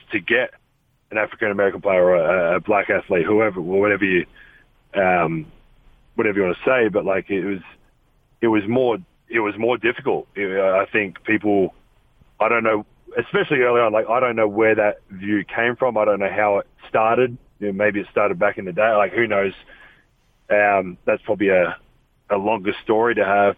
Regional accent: Australia; now in Salt Lake City, United States; Growing up in Australia

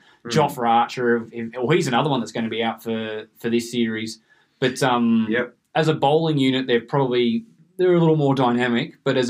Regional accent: Australia; But as an Australian

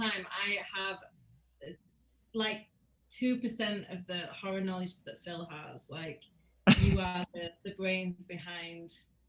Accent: Yorkshire and the Humber, United Kingdom; we're from Yorkshire in the UK

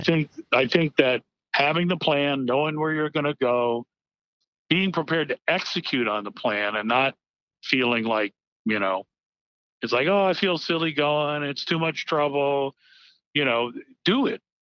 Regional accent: Miami, Florida, United States; I grew up in Miami, Florida, and so hurricanes were a way of life

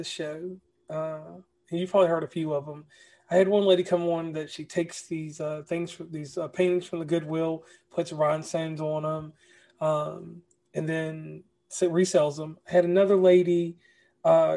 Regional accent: Lynchburg, Virginia, United States; now in West Virginia, United States; I am from Lynchburg, Virginia

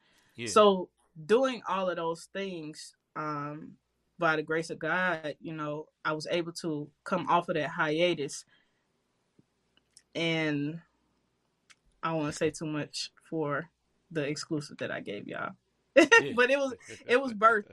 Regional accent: St. Louis, Missouri, United States; I grew up in Walnut Park, crazy neighborhood in St. Louis.

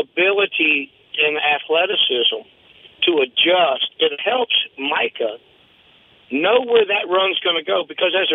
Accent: Bay City, Texas, United States; now in Virginia, United States; I grew up in Bay City

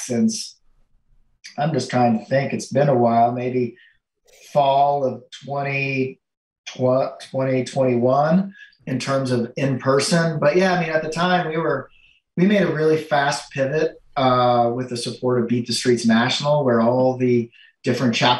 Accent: Florida, United States; now in New York, United States; I grew up in Florida

